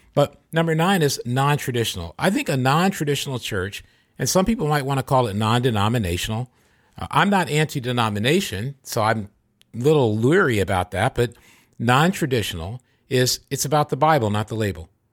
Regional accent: Michigan, United States; now in California, United States; Michigan, my home state, or this, my home state's California, but where I grew up.

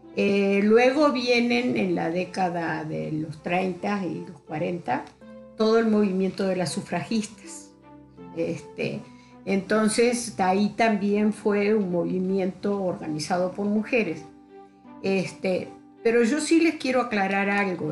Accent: Uruguay; moved away as an adult; now in León, Mexico; soy uruguaya, este, radico en México hace 42 años

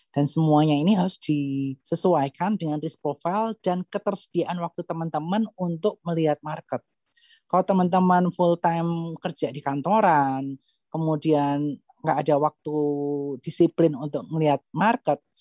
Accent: Sleman, Special Region of Yogyakarta, Indonesia; also born or lived in Bandung; now in Jakarta, Indonesia; 2013 itu kan pertama-tama dari Jakarta ya, masuk ke Jakarta hmm. maksudnya dari kota Bandung. Sebelumnya aku dari Kabupaten Sleman.

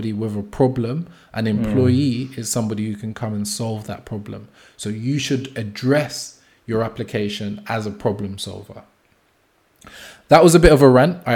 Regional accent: United Kingdom; as British people, as people living in the UK

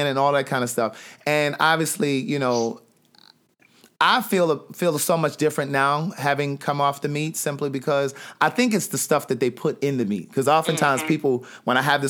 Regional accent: Maryland, United States; I'm from Maryland

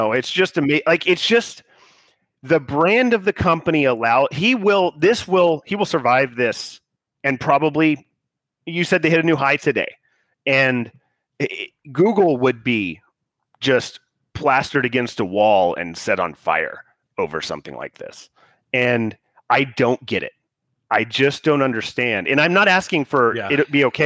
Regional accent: United States; as an American

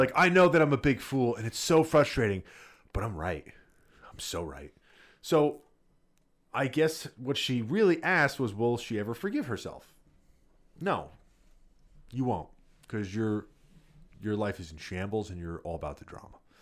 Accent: New Jersey, United States; growing up in Jersey

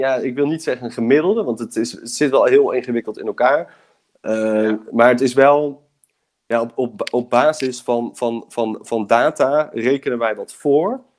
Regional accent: Breda, North Brabant, Netherlands; moved away as an adult; now in Delft, Netherlands; ik ben opgegroeid in Breda. Ik woon nu in Delft

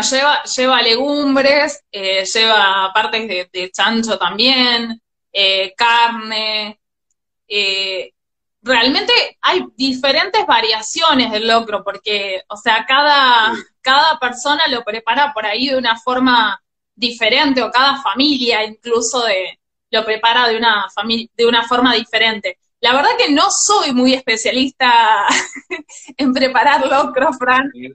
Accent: General Pirán, Buenos Aires Province, Argentina; also born or lived in Mar del Plata; now in San Miguel de Tucumán, Argentina; nací en Mar del Plata, pero estoy anotada en General Pirán y me siento orgullosamente piranense

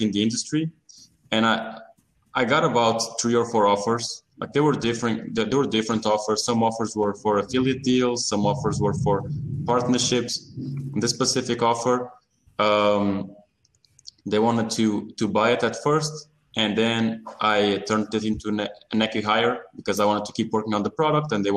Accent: Portugal; I'm originally from Portugal

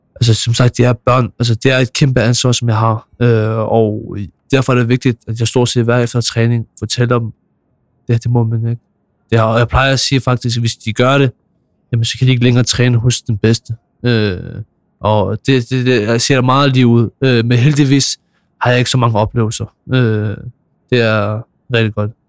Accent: Copenhagen, Capital Region of Denmark, Denmark; Jeg er fra Nordvest

